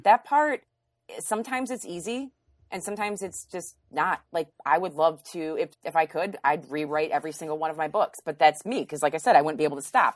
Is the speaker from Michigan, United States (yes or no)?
yes; Grand Haven, Michigan, United States; growing up in Grand Haven, we had, I, we lived in a wooded area